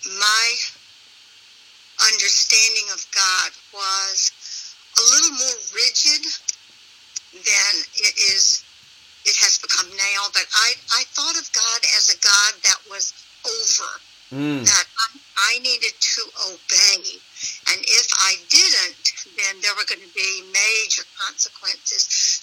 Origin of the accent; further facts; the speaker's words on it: Spartanburg, South Carolina, United States; I was raised Southern Baptist in a large Southern Baptist church in Spartanburg, South Carolina.